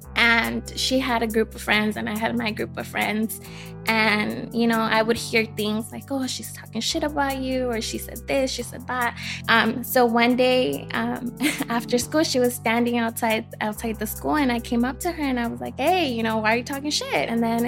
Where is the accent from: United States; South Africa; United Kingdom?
United States; Los Angeles, California; I grew up in East LA, so that's how I met Emery. I was there up until I was 15